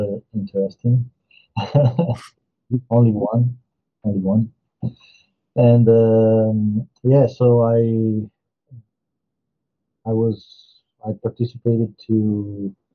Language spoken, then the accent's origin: English; Verona, Veneto, Italy; accent: Italian; English is a second language; moved away as an adult; also born or lived in Como, Italy; now in Rome, Italy; I ended up moving from Verona, which is my hometown